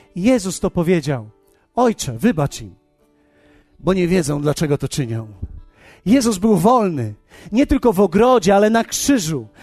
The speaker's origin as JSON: {"language": "Polish", "country": "Poland", "said": "ja z Polski jestem"}